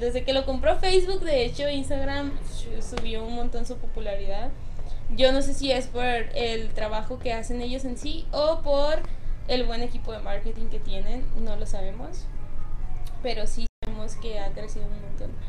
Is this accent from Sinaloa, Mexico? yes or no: yes; Mazatlán, Sinaloa, Mexico; moved away; yo soy de, de Mazatlán, Sinaloa, entonces si vengo de bastante lejos